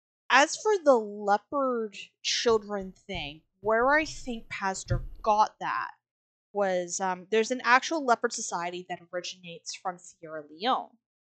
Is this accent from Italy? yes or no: no; West Coast, British Columbia, Canada; moved away; also born or lived in Treaty 4 territory (Saskatchewan); we grew up on the West Coast, so we got a lot of raven stories.